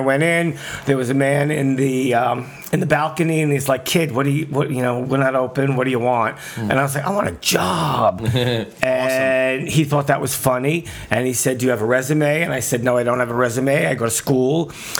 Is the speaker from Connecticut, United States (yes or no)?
no; New York City, New York, United States; Well, I grew up in Brooklyn, yes.